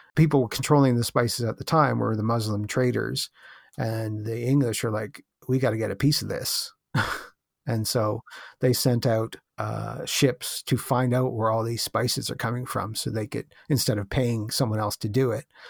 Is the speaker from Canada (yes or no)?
yes; Canada; I'm from Canada